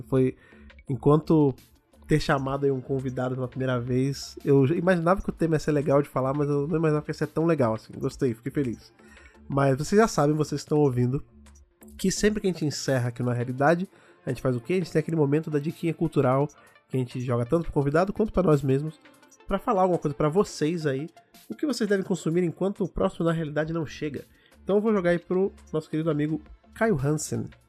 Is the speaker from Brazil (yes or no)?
yes; Brazil; a gente, enquanto brasileiro